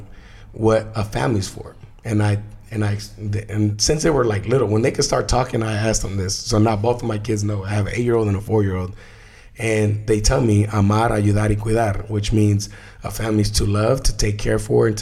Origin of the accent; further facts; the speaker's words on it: United States; I was brought to the US at 11 months old, undocumented.